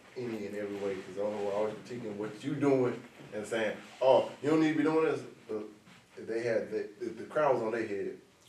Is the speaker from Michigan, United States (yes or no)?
no; Pensacola, Florida, United States; I grew up on all sides of town